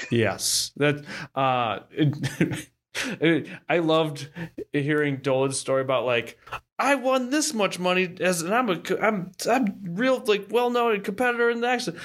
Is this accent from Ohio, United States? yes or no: yes; Ohio, United States; also born or lived in Austin, Texas; now in Oklahoma, United States; I'm from Ohio